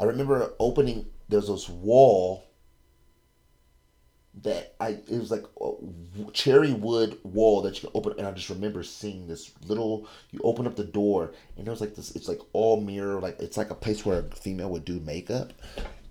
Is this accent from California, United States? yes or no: yes; California, United States; I'm from California